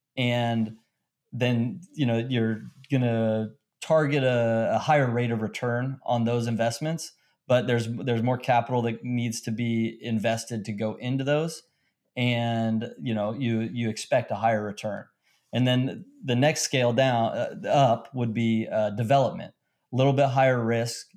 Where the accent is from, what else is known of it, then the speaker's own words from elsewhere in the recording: Long Beach, California, United States; I grew up in Long Beach, California